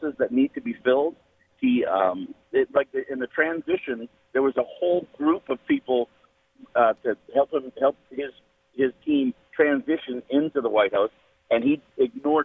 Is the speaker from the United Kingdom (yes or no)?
no; Canada; now in United States; I'm Canadian. I'm a resident alien in this wonderful country